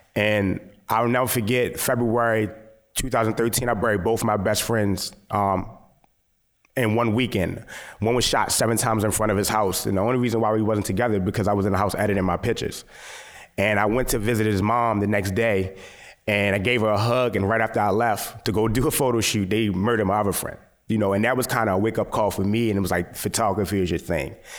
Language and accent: English; Baltimore, Maryland, United States; I'm a Baltimore based photographer, born and raised.